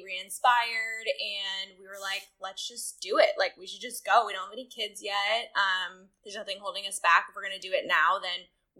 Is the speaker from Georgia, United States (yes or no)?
no; San Francisco, California, United States; moved away as an adult; also born or lived in Dallas, Texas; now in Nashville, United States; I'm from San Francisco. So I was in Texas for school.